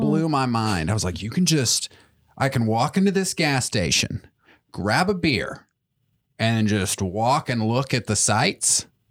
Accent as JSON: {"language": "English", "town": "Chattanooga", "region": "Tennessee", "country": "United States", "tie": "born or raised there", "said": "I grew up in Chattanooga"}